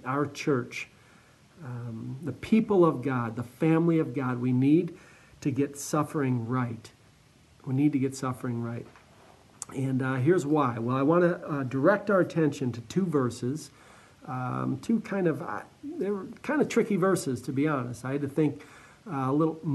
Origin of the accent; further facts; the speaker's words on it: Cleveland, Ohio, United States; I'm from Cleveland, just east of Cleveland, so very familiar with the Great Lakes